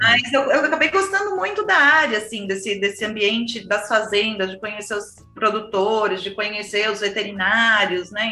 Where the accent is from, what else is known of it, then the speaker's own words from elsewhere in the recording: São Paulo, Brazil; Eu sou paulistana, nascida e criada no, no, meio do cimento